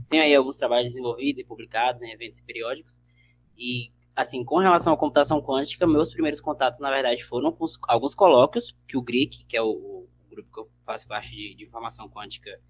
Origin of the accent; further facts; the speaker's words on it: Barreiras, Bahia, Brazil; also born or lived in Teixeira de Freitas; de lá, de Teixeira de Freitas, que é lá no sul da Bahia, mas basicamente eu fui criado aqui em Barreiras